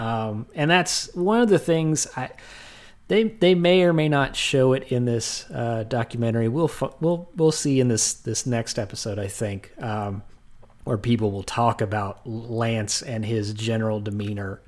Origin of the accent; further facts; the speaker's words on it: Texas, United States; growing up in Texas